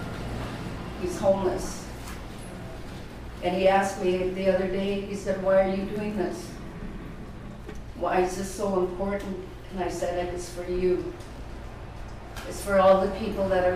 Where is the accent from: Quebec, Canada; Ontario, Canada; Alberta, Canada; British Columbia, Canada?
British Columbia, Canada; Haida Nation; I'm from the Haida Nation.